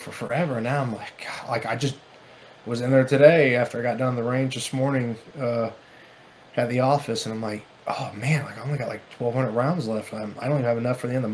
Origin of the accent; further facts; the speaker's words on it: the South, United States; I'm from the South